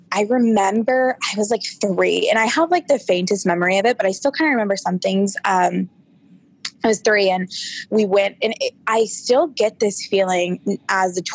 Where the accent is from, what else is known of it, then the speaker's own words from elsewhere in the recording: Orange, California, United States; I grew up in Orange, California.